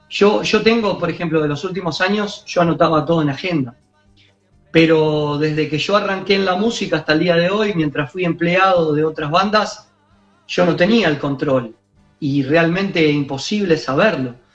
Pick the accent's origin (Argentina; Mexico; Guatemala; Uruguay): Uruguay; ¿por qué yo como uruguayo no también hacerlo?